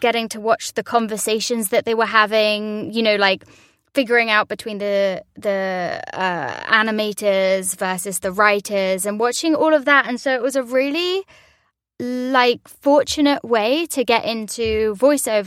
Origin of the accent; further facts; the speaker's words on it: London, United Kingdom; also born or lived in New York; now in Los Angeles, United States; I'm from London